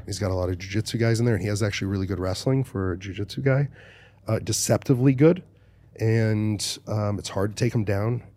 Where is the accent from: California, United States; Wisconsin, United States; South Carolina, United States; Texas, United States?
Texas, United States; Dallas; I'm from Dallas